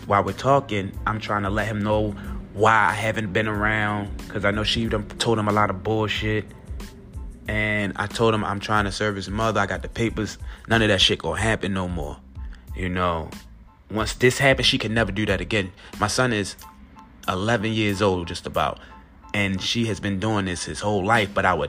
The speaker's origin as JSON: {"language": "English", "town": "Baltimore", "region": "Maryland", "country": "United States", "said": "we're from Baltimore"}